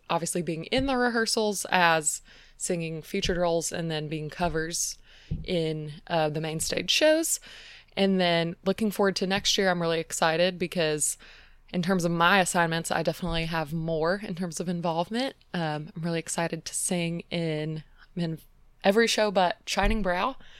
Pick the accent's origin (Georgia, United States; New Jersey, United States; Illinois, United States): Georgia, United States; Atlanta; moved away as an adult; also born or lived in Indiana; now in Phoenix, United States; I'm from Atlanta, which is on the opposite side of the country